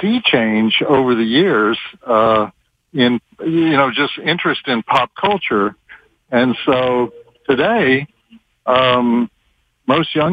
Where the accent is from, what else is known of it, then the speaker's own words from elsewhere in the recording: Texas, United States; I'm from Texas.